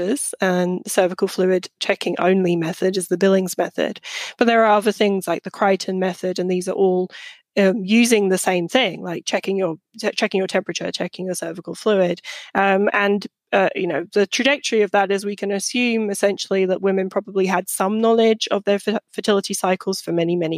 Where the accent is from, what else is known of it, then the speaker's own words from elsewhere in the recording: United Kingdom; moved away as an adult; now in United States; a British person who just moved to the US when I wrote my book